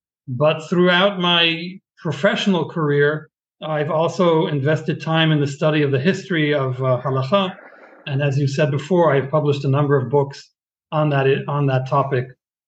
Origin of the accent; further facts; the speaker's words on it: Boston, Massachusetts, United States; now in Israel; I was born in Boston many years ago, and my childhood and adolescence. I was raised both in Boston and in Israel on and off, a year or two here, a year or two there.